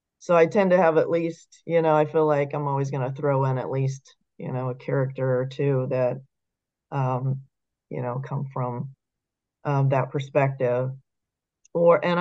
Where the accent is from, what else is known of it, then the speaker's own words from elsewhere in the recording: San Diego, California, United States; I grew up in the San Diego area